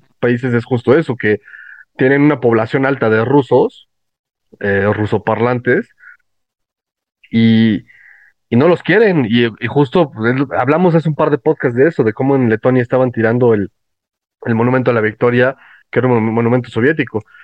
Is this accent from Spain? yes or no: no; Mexico; como muchísimos mexicanos más